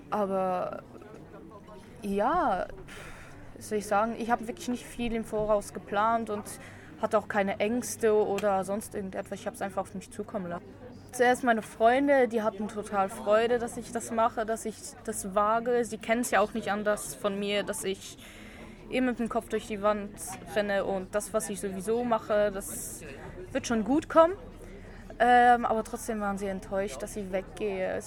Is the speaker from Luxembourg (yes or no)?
yes; Luxembourg; now in Solothurn, Switzerland; Und äh, wohne in Solothurn und bin seit fast drei Jahren in der Schweiz. Ungefähr, ja. Und ursprünglich bin ich aus Luxemburg und.